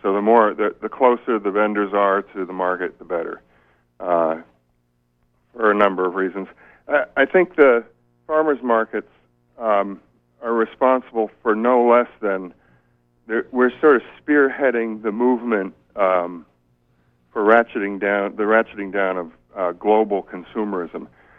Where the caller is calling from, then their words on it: Stonington, Maine, United States; I'm calling from Stonington.